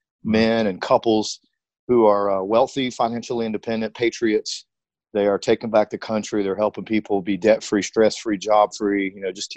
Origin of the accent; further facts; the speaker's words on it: Greensboro, North Carolina, United States; I grew up in North Carolina. I live here now. Grew up in the Triad in Greensboro